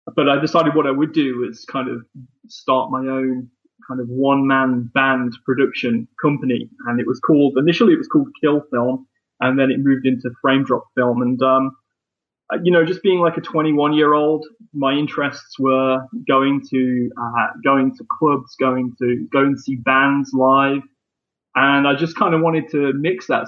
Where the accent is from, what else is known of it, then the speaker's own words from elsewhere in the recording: Leicester, East Midlands, United Kingdom; bands that kind of came through my hometown and bands that also were living there too. And I made like a, um, a documentary film, um, about sort of four bands within, within that, within Leicester